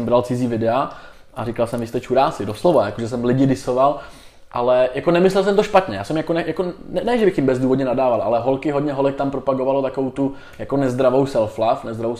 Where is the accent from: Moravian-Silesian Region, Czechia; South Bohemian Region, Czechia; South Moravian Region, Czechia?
South Bohemian Region, Czechia; Tábor; já jsem z Tábora původem, tak jsem hrál patnáct let, jsem hrál za Mas Táborsko